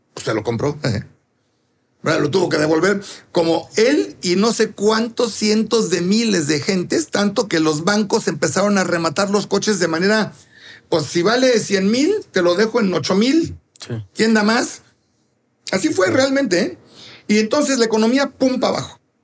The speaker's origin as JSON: {"language": "Spanish", "region": "Mexico City", "country": "Mexico", "tie": "born or raised there", "said": "yo nací ahí y nunca le he dicho Polanquito. Ya tengo 63 años"}